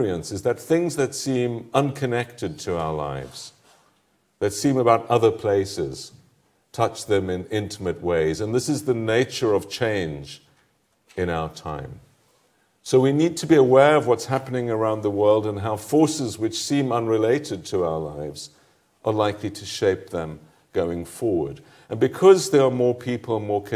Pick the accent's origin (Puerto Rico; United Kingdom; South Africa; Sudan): South Africa; moved away as an adult; also born or lived in Paris; South Africans, my fellow countrymen